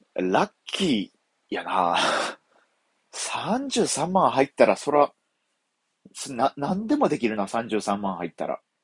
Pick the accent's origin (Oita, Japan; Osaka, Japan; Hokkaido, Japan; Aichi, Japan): Osaka, Japan; Sakai; 僕あの大阪府堺市出 身なんですけど、厳密に言うと堺市三原区出身なんですよ。